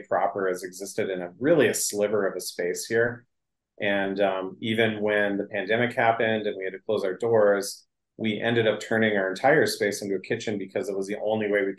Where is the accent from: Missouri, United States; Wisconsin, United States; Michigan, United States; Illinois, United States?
Wisconsin, United States; Northwest; now in Duluth, United States; I'm from Northwest Wisconsin